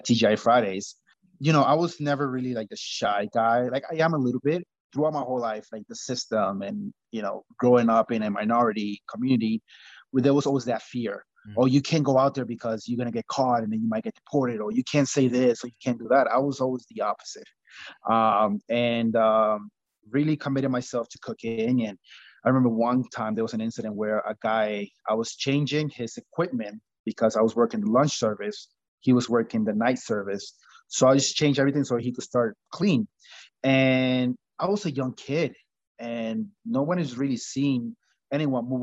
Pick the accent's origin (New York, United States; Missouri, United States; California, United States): New York, United States; Long Island; also born or lived in Costa Rica; I grew up in Long Island, New York